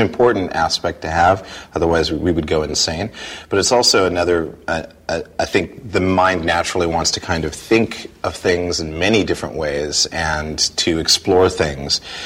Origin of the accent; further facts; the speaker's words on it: Montana, United States; I grew up in Montana